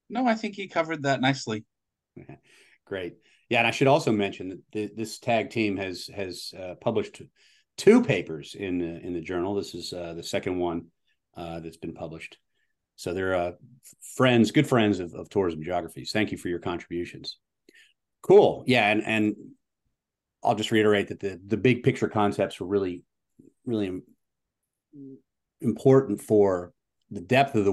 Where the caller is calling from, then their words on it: Hilton Head Island, South Carolina, United States; I'm calling in from Hilton Head Island, beautiful Hilton Head Island, South Carolina